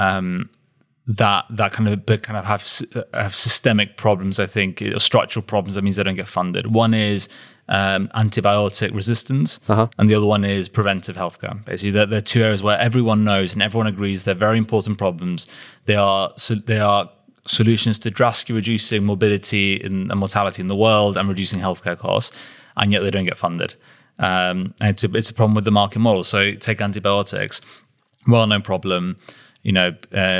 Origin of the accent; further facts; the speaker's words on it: United Kingdom; we as a British population